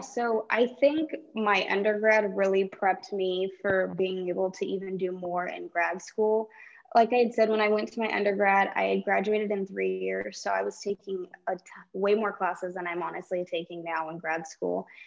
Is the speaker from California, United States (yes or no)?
yes; California, United States; growing up in California